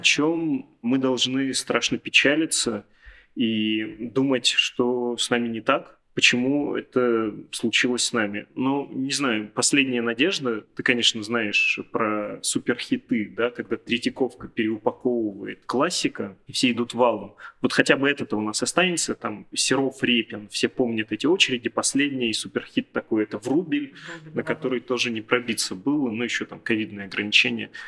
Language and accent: Russian; Perm, Perm Krai, Russia; как пермяк